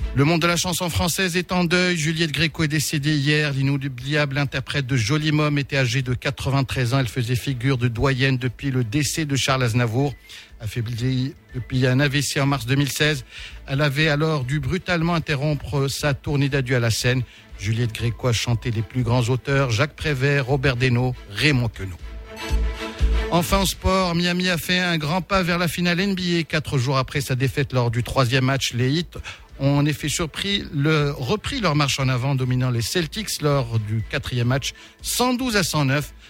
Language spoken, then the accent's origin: French; Souss-Massa, Morocco; Je suis du Sous